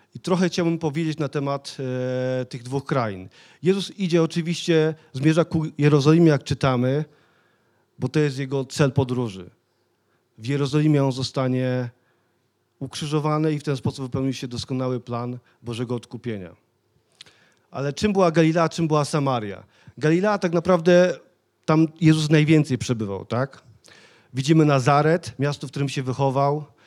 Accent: Sosnowiec, Silesian Voivodeship, Poland; pochodzę z Sosnowca, bo wielu z was wie, ale mieszkałem naprawdę w takich terenie, gdzie inni ludzie się bali przejść tamtędy

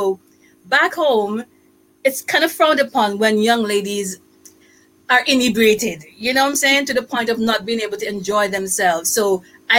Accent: Antigua & Barbuda; moved away; also born or lived in United States / Canada; I'm from Antigua, and I've lived also in the U.S. for a few years and in Canada for a few years. And now I'm here

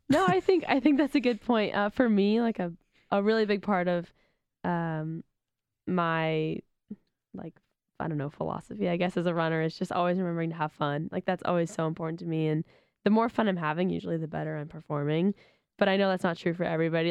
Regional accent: Sacramento, California, United States; moved away as an adult; being back in my hometown

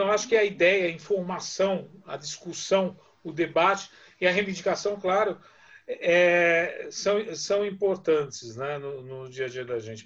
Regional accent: Vila Maria, São Paulo, Brazil; Eu também sou, eu também venho da periferia, venho da Vila Maria

